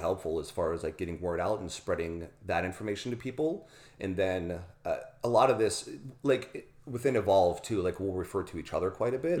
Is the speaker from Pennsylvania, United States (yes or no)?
yes; Pittsburgh, Pennsylvania, United States; I grew up in Pittsburgh, Pennsylvania